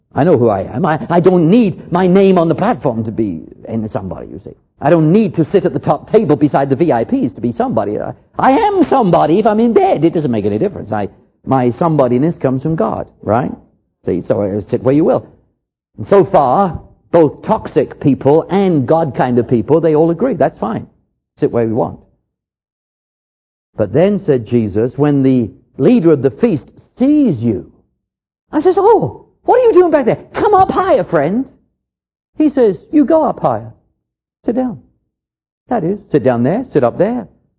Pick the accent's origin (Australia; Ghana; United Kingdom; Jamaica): United Kingdom; England; moved away; When I came over here from England, they introduced me to what I considered to be near suicide.